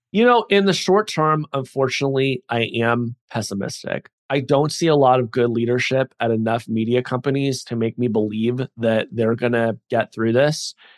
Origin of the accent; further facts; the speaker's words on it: United States; I'm an American